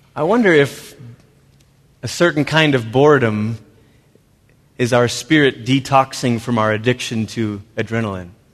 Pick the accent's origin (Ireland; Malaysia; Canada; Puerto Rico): Malaysia; also born or lived in Portland, Oregon, United States; now in United States; I was born in Malaysia